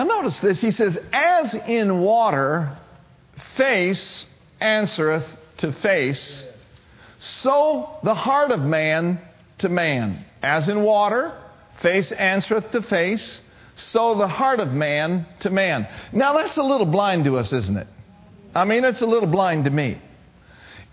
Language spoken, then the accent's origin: English; Minnesota, United States; I grew up in Minnesota.